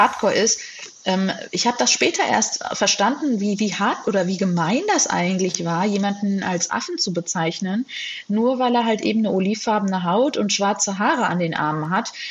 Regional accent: Hesse, Germany; also born or lived in United States; Und mein Bruder und ich, wir sind in Deutschland geboren und aufgewachsen

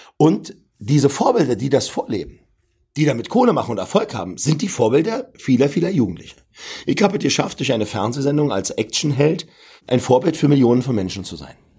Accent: Berlin, Germany; ich komme aus Berlin-Neukölln

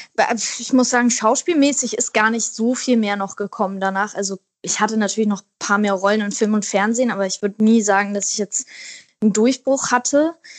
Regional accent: Wedel, Schleswig-Holstein, Germany; now in Berlin, Germany; meine Kindheit in Wedel war ganz toll

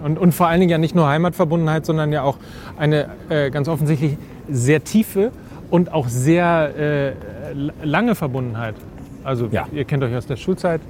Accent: Hamburg, Germany; ich komme aus Hamburg

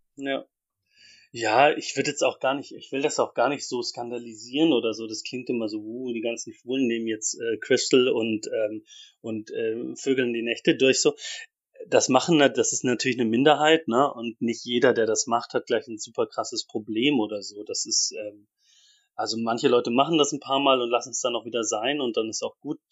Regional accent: Ansbach, Bavaria, Germany; moved away as an adult; also born or lived in Leipzig; in so einer Laiengruppe in, in Ansbach, wo ich aufgewachsen bin

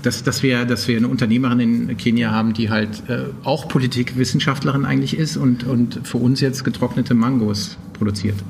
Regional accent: Trier, Rhineland-Palatinate, Germany; moved away as an adult; also born or lived in Poland; now in Berlin, Germany; ich komm eigentlich aus Trier

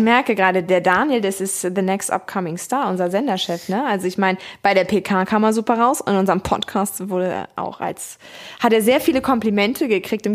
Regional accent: Hamburg, Germany; Ich bin Hamburger, nicht Bremer

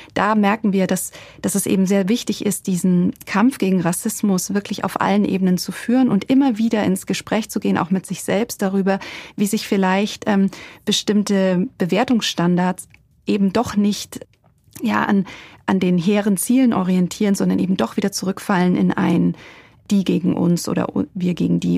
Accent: Germany; als Deutsche

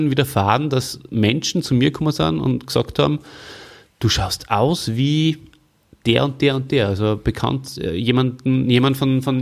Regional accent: Salzburg, Austria; Also ich, ich, bin ja groß geworden in Salzburg, äh, da war unser Hauptskigebiet eins, wo zum Beispiel so ein Zweiersessellift dabei war, in der Gorsau.

